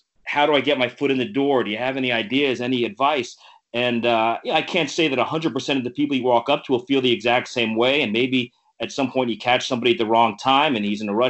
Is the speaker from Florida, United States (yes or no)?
yes; South Florida, United States; moved away as an adult; also born or lived in Rochester / San Diego / Boston; I grew up in South Florida